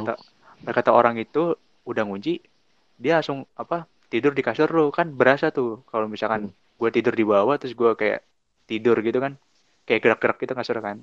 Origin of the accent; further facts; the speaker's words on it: Bekasi, West Java, Indonesia; gua tuh orang Bekasi